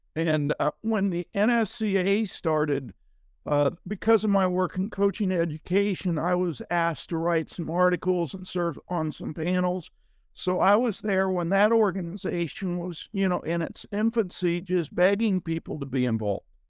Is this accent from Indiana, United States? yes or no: no; Ohio, United States; I grew up in Ohio